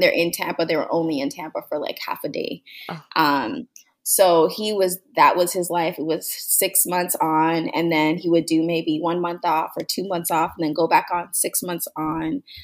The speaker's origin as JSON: {"language": "English", "town": "Mississauga", "region": "Ontario", "country": "Canada", "tie": "born or raised there", "also_born_or_lived": "Toronto", "said": "I was born in Toronto, Ontario, Canada. And I growing up, I was just a girl. We moved from the city, Toronto, to Mississauga"}